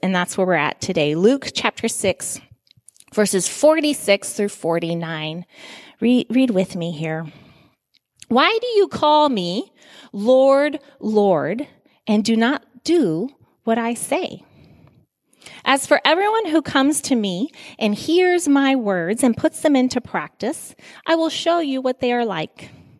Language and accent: English; Guinea; I remember I grew up in Guinea, West Africa.